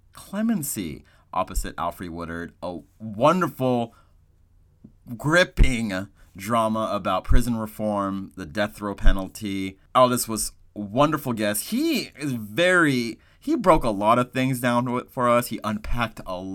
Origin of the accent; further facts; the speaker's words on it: Texas, United States; I am from Texas